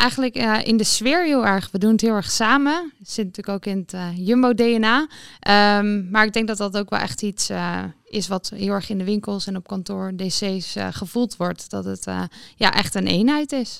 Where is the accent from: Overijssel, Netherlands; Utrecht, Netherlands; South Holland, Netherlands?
Utrecht, Netherlands; Ik kom zelf uit Utrecht